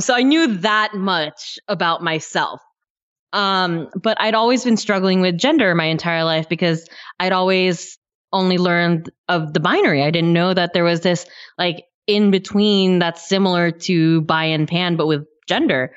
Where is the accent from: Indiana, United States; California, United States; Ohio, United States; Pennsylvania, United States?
California, United States; near Yosemite; I grew up near Yosemite